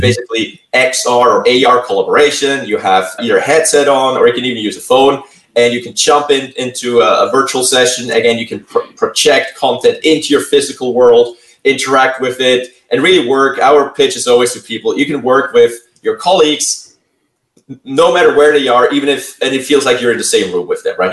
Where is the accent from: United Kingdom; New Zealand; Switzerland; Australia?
Switzerland; now in Santa Clara, United States; originally from Switzerland. Now I'm calling in from the San Francisco Bay Area. Live mm-hmm. now in Santa Clara, or have been for a few years